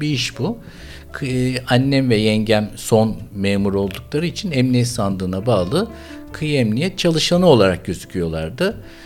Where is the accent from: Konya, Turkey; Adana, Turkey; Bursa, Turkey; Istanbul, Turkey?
Istanbul, Turkey; born or raised there